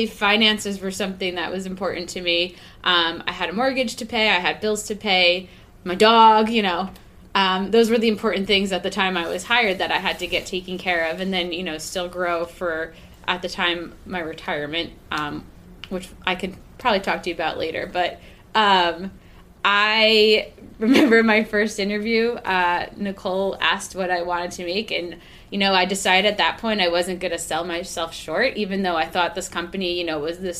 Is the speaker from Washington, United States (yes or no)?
no; Long Island, New York, United States; I grew up on Long Island